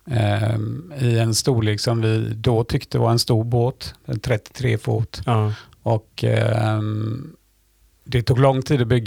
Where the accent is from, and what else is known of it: Sweden